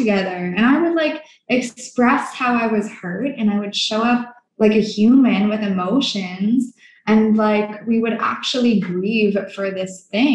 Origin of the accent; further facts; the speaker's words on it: Canada; I'm from Canada